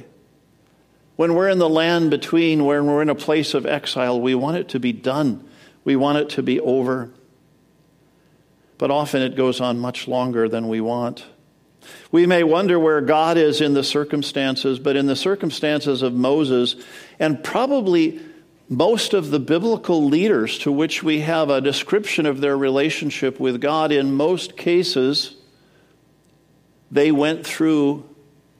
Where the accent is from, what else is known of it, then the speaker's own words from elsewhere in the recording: Edmonton, Alberta, Canada; moved away as an adult; also born or lived in Madison, Wisconsin, United States; now in United States; So I was born in Madison, Wisconsin, but when I was 7, we moved to Edmonton, Alberta, Canada.